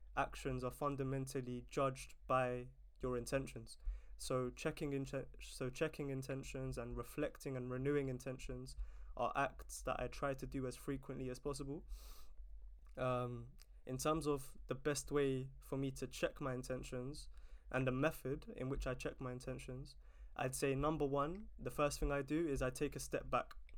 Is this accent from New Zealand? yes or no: no; London, United Kingdom; it's such an amazing place to to grow up